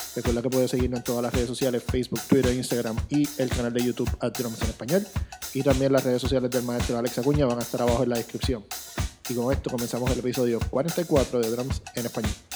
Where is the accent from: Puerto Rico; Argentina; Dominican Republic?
Puerto Rico; Carolina; Yo soy de Carolina.